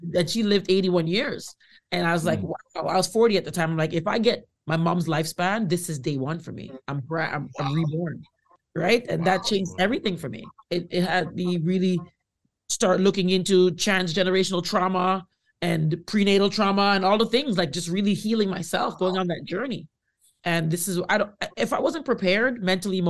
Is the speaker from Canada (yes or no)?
yes; Canada; as a first-generation Canadian, I know that my parents migrated here and raised us on Indigenous land